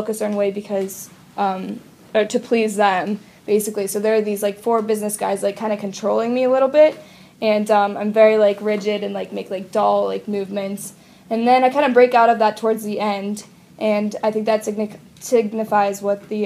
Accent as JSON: {"language": "English", "town": "Pittsburgh", "region": "Pennsylvania", "country": "United States", "tie": "born or raised there", "said": "this guy that I knew from Pittsburgh, my hometown"}